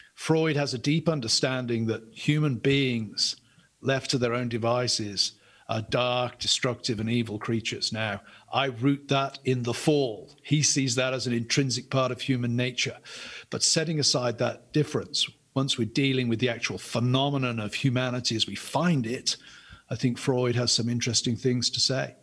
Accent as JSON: {"language": "English", "region": "England", "country": "United Kingdom", "said": "I'm an Englishman"}